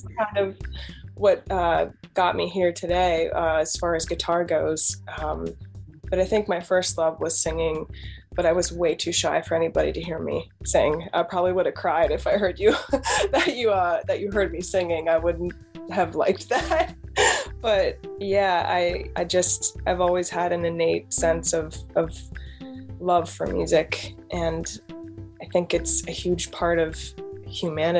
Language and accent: English; Pennsylvania, United States; I'm in Pennsylvania, born and raised here. But yeah, that's where I'm from.